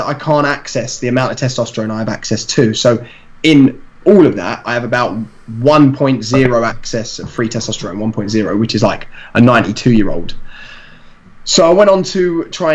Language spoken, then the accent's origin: English; London, United Kingdom; I'm from East London, so in East London is quite like varied